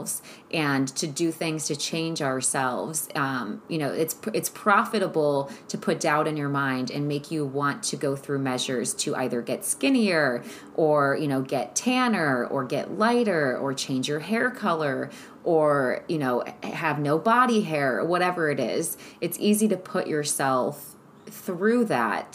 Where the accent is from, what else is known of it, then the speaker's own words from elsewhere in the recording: Cleveland, Ohio, United States; I'm from Ohio, shout out Cleveland